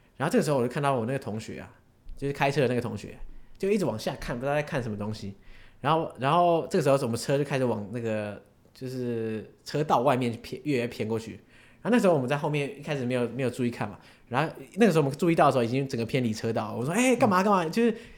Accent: Taiwan; 因为我们身为台湾人

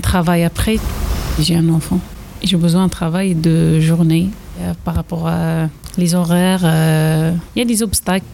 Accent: Algeria; French is a second language; moved away as an adult; now in Châtellerault, France; je viens d'arriver de l'Algérie. Ça fait 5 ans que je suis là

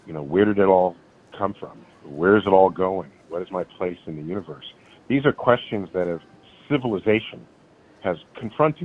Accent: New York City, New York, United States; being a native New Yorker

